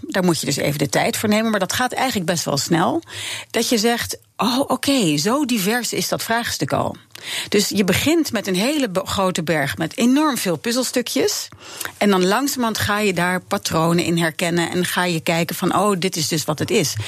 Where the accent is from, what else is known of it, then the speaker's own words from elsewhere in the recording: Netherlands; als Nederlanders